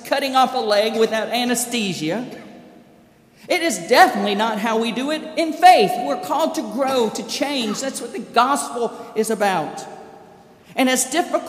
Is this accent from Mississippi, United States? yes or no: yes; Brandon, Mississippi, United States; also born or lived in Covington; I remember Claudia Coker in my hometown and in my home church of Brandon, First United Methodist